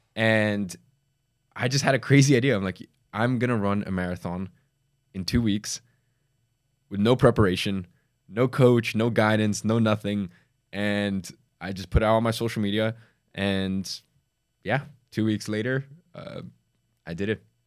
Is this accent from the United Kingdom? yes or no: yes; London, United Kingdom; also born or lived in Dagestan, Russia; I moved to, uh, London when I was, like, four or five years old. I was from Russia